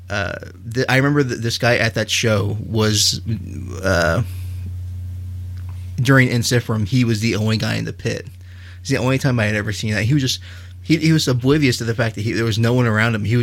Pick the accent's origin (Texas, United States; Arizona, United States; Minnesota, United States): Texas, United States; Well, we're from Texas.